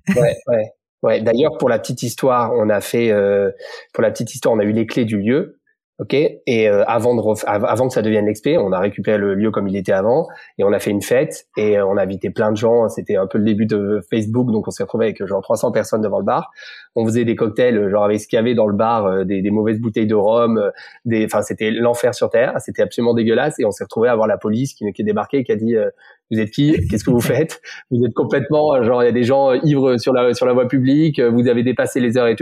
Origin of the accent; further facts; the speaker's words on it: Montpellier, Occitania, France; moved away as an adult; also born or lived in Paris; je suis né à Montpellier, euh, comme euh, mes deux business partners. On s'est rencontrés sur les sur les bancs d'école quand j'étais tout petit